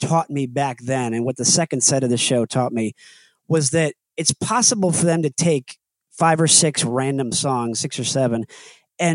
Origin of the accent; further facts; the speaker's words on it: Connecticut, United States; moved away as an adult; also born or lived in Indiana; I grew up in Connecticut, but I went to school in Indiana.